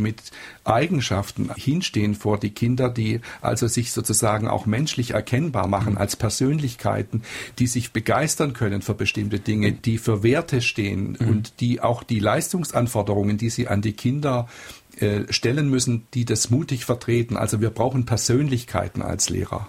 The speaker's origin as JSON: {"language": "German", "town": "Freiburg im Breisgau", "region": "Baden-Württemberg", "country": "Germany", "said": "ich komme ja aus Freiburg im Breisgau"}